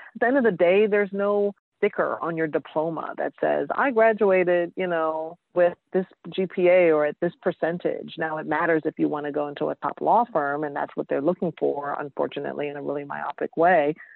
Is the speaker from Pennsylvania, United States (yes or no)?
no; New York City, New York, United States; moved away; also born or lived in Georgia / Massachusetts; I'm originally from New York, East Elmhurst. Shout out to Queens.